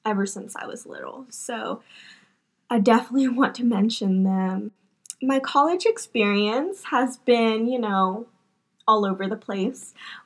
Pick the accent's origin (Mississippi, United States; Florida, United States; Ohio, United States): Mississippi, United States; I was born and raised here in Mississippi